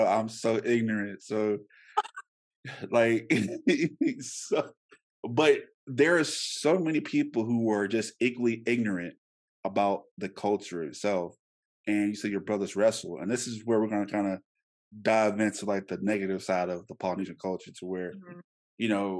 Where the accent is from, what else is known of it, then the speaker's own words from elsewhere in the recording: Louisiana, United States; now in Dallas, United States; growing up in Louisiana